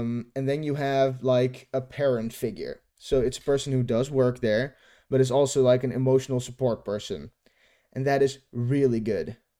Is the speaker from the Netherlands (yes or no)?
yes; Netherlands; from my hometown, ho, hometown in the Netherlands